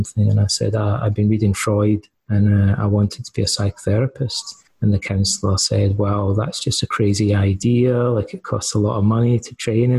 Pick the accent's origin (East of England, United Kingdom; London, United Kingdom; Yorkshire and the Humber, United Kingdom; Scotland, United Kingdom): Scotland, United Kingdom; Ayr; moved away as an adult; also born or lived in Aberdeen, Scotland / England / Canada; now in Athens, Greece; I grew up in the west coast of Scotland in a town called Ayr